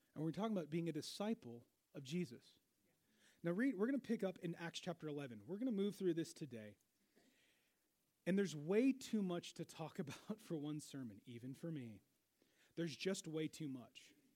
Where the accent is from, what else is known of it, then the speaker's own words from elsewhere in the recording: Seattle, Washington, United States; moved away as an adult; now in Wichita, United States; I grew up in Seattle